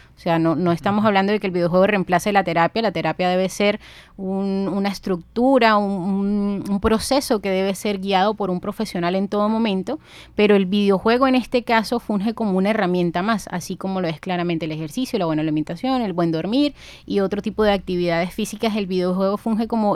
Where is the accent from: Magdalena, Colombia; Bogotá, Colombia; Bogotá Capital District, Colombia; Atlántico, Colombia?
Magdalena, Colombia; Ciénaga; also born or lived in Bogotá; yo nací en la ciudad de Bogotá, de ahí la pinta de cachaca, pero yo soy cienaguera. Desde los siete años me crié en Ciénaga Magdalena